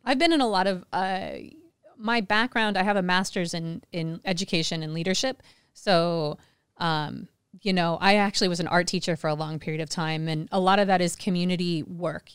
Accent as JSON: {"language": "English", "town": "Kansas City", "country": "United States", "tie": "born or raised there", "also_born_or_lived": "China", "moved": "as an adult", "lives_now": "Phuket, Thailand", "said": "Kansas City, I grew up in Kansas City"}